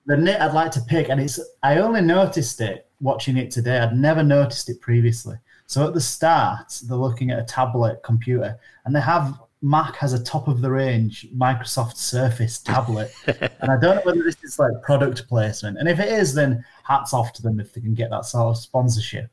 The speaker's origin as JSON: {"language": "English", "region": "Northern England", "country": "United Kingdom", "accent": "monotone northern", "said": "some of us are monotone northern accents like myself"}